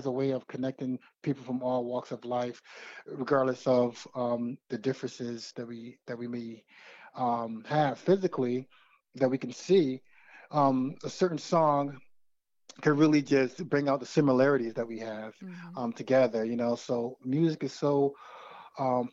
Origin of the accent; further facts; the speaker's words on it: United States; as a man growing up in America